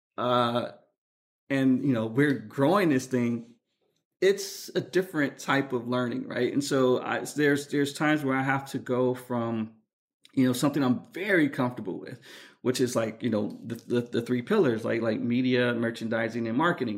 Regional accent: Chicago, Illinois, United States; I'm from Chicago, so I say dolls

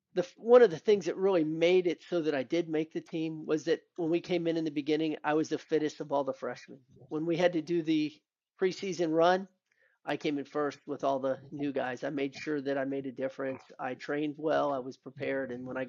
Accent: Albuquerque, New Mexico, United States; born there; my dad was military. So I was actually born in the place where Bugs Bunny could never make the correct turn. That's Albuquerque, New Mex

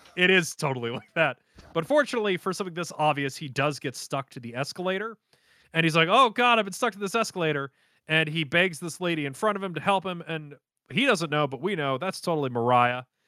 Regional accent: United States; I'm an American

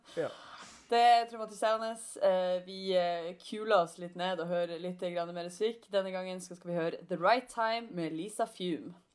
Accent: Northern Norway, Norway; jeg er fra Nord-Norge

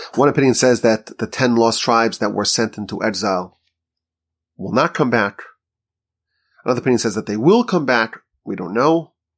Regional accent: Monsey, New York, United States; now in Houston, United States; where I grew up in Muncie, New York.

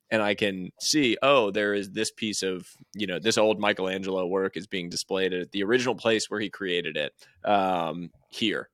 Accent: New York City, New York, United States; I grew up going to the Natural History Museum

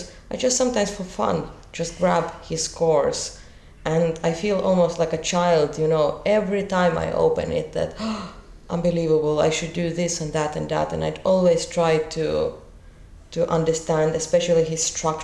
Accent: Finland; also born or lived in Kyiv, Ukraine / Tallinn, Estonia; Finland has been always my home, though I grew up in Tallinn until I was 5 years old. But, you know, my mother is Finnish and I never used to live in Ukraine, so I was just born there.

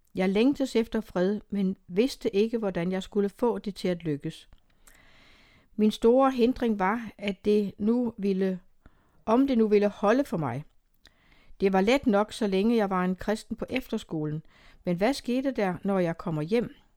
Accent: Emmerlev, Southern Denmark, Denmark; born or raised there

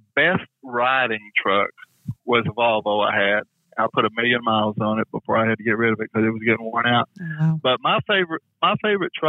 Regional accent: Fort Worth, Texas, United States; I come from Texas, Fort Worth, where it's pretty flat

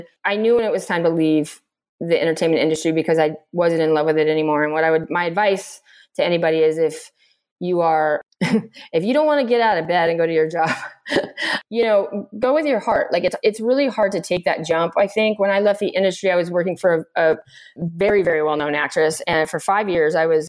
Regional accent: Arizona, United States; moved away as an adult; I was growing up in Arizona

